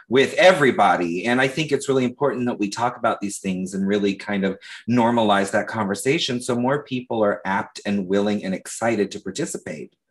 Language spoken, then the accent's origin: English; Leesburg, Florida, United States; I'm from Leesburg, Florida, which is like 45 minutes north of Orlando